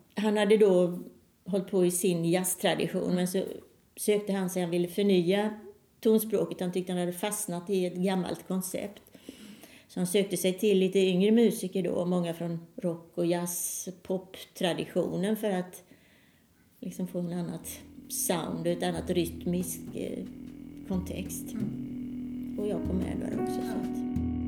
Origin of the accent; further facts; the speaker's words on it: Halmstad, Halland County, Sweden; moved away as an adult; also born or lived in Gothenburg; jag är född i Halmstad men eh, när jag sökte då fortsätta med musiken så kom jag i Göteborg